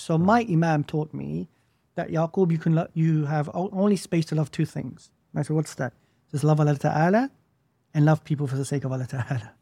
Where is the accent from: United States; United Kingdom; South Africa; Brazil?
United Kingdom; as a Muslim growing up in the West, I was dislocated from my Islamic historical past, mm. and I was dislocated from the historical past of the nation that I was born